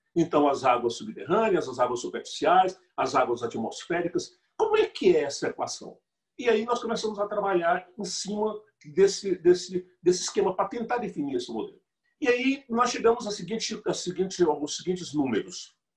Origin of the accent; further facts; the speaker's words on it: José de Freitas, Piauí, Brazil; moved away as an adult; also born or lived in Amazon (since 1973); now in Belém, Brazil; eu morava lá numa cidade a 50 quilômetros de Teresina, Teresina, a capital do estado do Piauí